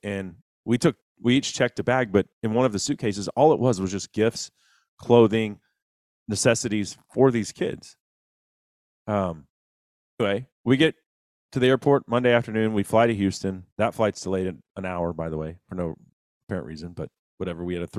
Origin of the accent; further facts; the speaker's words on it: Honduras; I'm from Honduras. I can't get home.